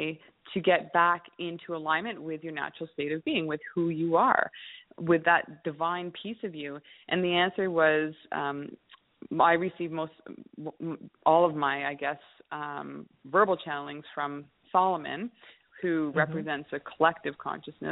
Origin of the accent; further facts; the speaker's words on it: Kamloops, British Columbia, Canada; I'm a landscaper from Kamloops, British Columbia